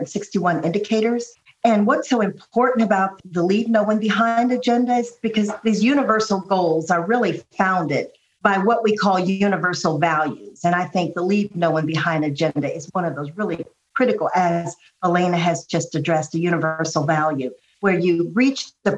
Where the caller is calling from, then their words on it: Ohio, United States; I live about an hour outside of Washington, D.C., but I'm calling in from my parents' farm in Ohio.